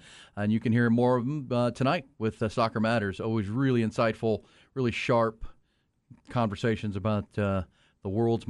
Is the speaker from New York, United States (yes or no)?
no; Houston, Texas, United States; moved away; I grew up in Houston.